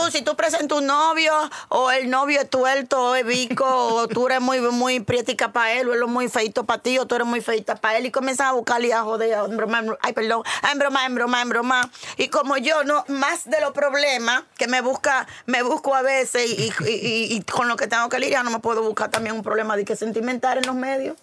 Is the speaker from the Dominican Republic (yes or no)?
yes; Dominican Republic; el prototipo de mujer dominicana soy yo